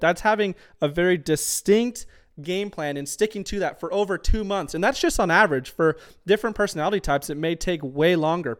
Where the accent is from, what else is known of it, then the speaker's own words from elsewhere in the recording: Tucson, Arizona, United States; moved away as an adult; now in Auburn, United States; I'm originally from Tucson, Arizona. We lived in Tucson for about eighteen years